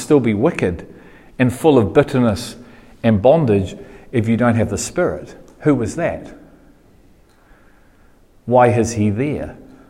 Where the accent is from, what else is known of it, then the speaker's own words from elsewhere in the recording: Liverpool, North West England, United Kingdom; Good on you, I'm a Scouser.